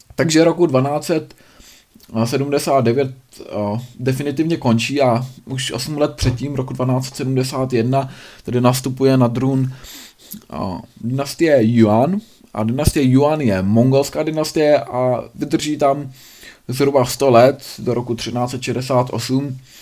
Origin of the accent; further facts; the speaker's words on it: Bohemia, Czechia; tady u nás v Čechách